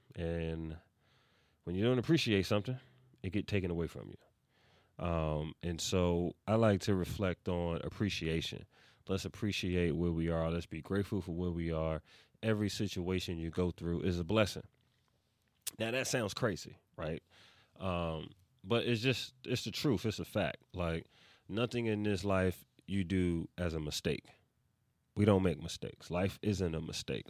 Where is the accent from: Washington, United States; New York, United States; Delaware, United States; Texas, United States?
New York, United States; New York City; I am from East Harlem, New York City